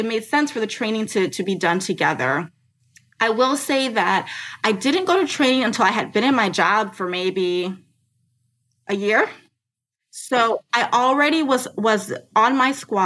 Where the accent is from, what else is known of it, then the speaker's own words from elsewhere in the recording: United States; I'm from the United States. I've never lived overseas.